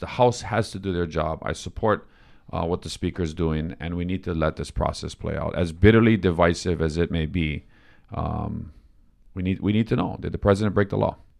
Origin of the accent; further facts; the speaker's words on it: Hawaii, United States; I grew up in the Democratic Party of Hawaii